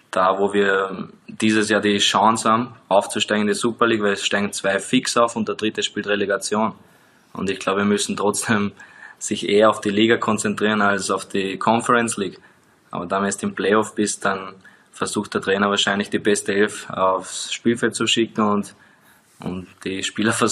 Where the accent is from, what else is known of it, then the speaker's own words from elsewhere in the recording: Liechtenstein; als direkt bei uns in Liechtenstein.